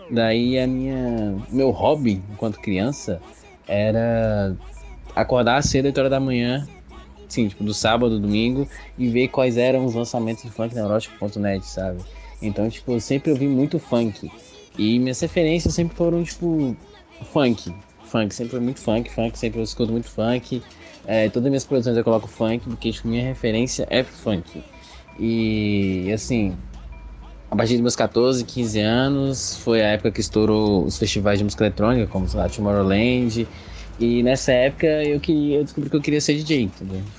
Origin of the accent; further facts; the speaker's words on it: Águas Lindas de Goiás, Goiás, Brazil; E eu, como venho de Águas Lindas de Goiás, morada da Serra, que é mais específico